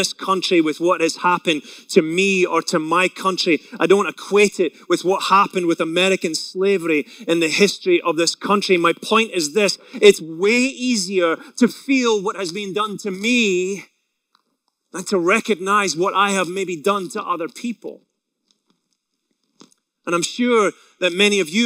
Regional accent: Scotland, United Kingdom; moved away; I grew up in Scotland, as most of you know, if you haven't been able to tell by my accent alone

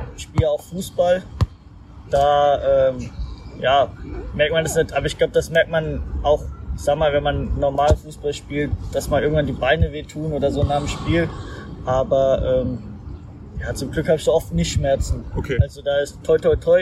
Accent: Mainz, Rhineland-Palatinate, Germany; moved away; ich bin in Mainz geboren

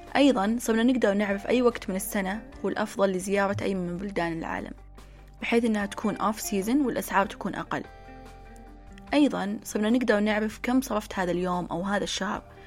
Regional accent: Saudi Arabia; تشبه محلات الدانوب وابن داود عندنا في السعودية

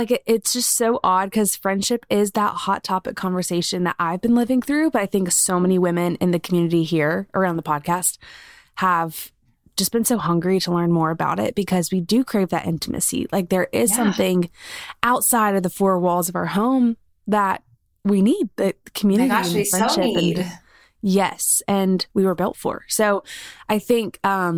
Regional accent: Columbia, South Carolina, United States; I grew up in Columbia, so only like an hour and a half away

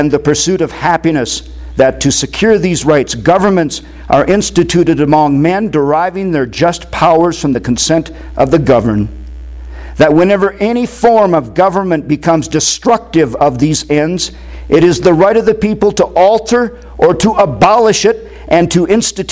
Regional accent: Windom, Minnesota, United States; moved away; my hometown of Windom, Minnesota

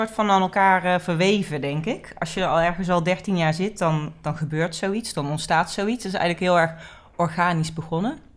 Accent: Amsterdam, North Holland, Netherlands; born there; in Amsterdam. Dus ik denk dat het die, die, die mentaliteit en die normen en waarden van Amsterdam, die zijn er vanzelf ingekomen.

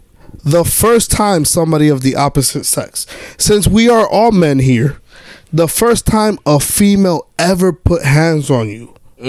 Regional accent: United States; I am American. I learned Spanish when I was 18

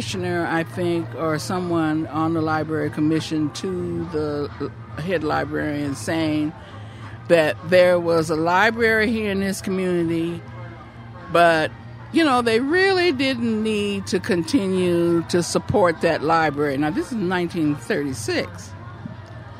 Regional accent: Oakland, California, United States; I grew up in this neighborhood

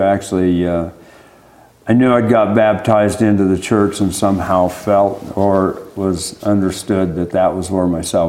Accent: Burley, Idaho, United States; I'm a 1960 model. I was born here in Burley, raised around this area for most of my life. I lived off and on in the state of Idaho, but a large portion of my life has been right in this area.

